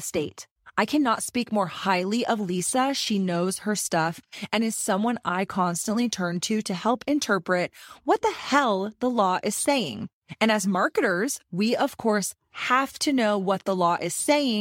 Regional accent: Texas, United States; my home state

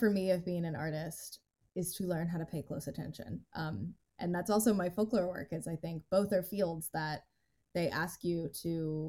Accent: United States; moved away as an adult; also born or lived in New York City; I grew up in North and South Carolina

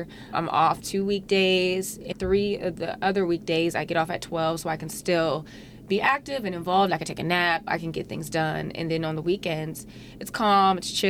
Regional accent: Washington, District of Columbia, United States; moved away as an adult; now in Omaha, United States; I'm from the D.C. area.

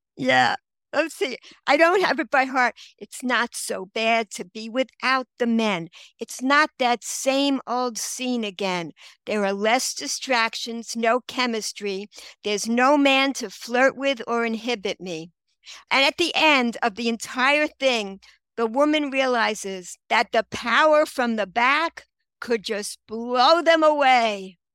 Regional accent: New York City, New York, United States; moved away as an adult; now in Israel; I grew up in Queens, Regal Park

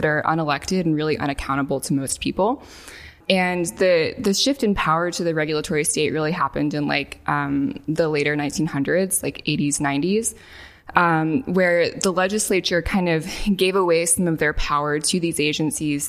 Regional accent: northwest Arkansas, United States; moved away as an adult; now in San Francisco, United States; I grew up in a very bucolic part of Arkansas, in the northwest part of the state

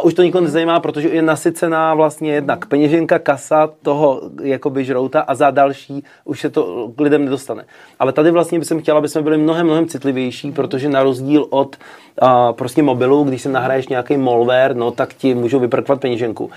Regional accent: Czechia; moved away as an adult; now in New York, United States; jsem z Česka

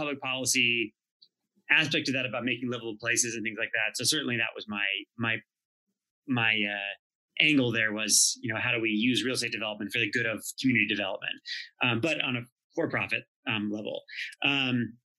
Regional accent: Los Angeles, California, United States; I am a native to Los Angeles, so born and raised here

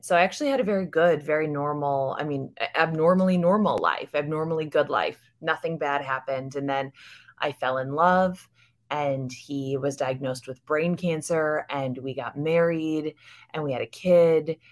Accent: United States; I'm American. I was raised in America

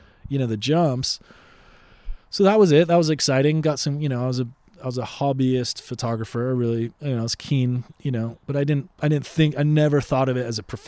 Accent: Boston, Massachusetts, United States; I grew up in Boston at that age. I mean, I moved around for my dad's work

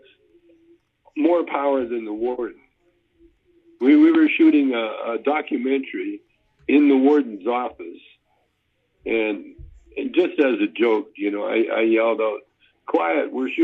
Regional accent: Canada; I was raised in Canada. Calgary is half Chinese

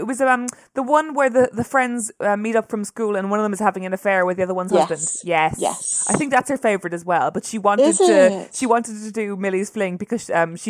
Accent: Ireland; my experience as a Irish novelist who is writing books that are primarily read by English people

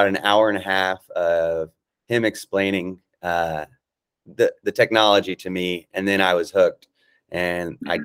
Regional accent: Atlanta, Georgia, United States; now in Los Angeles, United States; I currently reside in Los Angeles. I'm from Atlanta

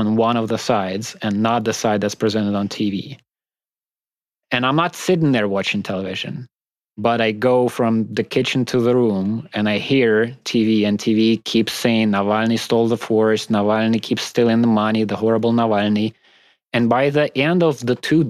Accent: Moscow, Russia; from Moscow.

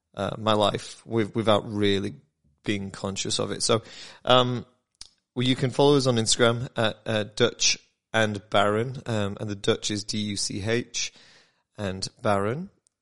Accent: United Kingdom; I'm British

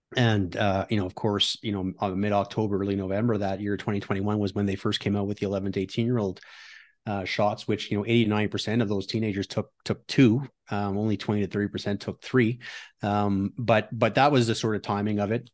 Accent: Ottawa, Ontario, Canada; moved away as an adult; also born or lived in United States; now in Alberta, Canada; I'm from Ottawa originally

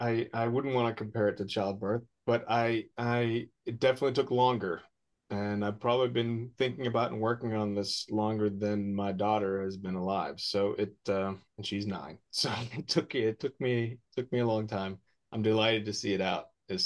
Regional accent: Odense, Southern Denmark, Denmark; born there; And I was born in Odense, Denmark, Odinsve, so Odin's sacrificial grove

